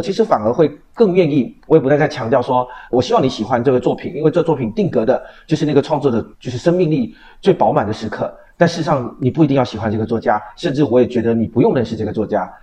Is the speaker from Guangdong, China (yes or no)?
no; Quanzhou, Fujian, China; 就是我的家乡是闽南